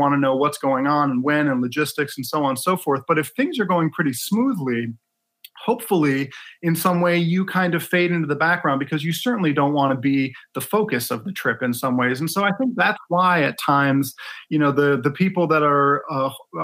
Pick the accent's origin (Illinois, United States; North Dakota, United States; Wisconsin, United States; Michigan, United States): Michigan, United States; Ann Arbor; also born or lived in Detroit; I was born in Detroit and raised in Ann Arbor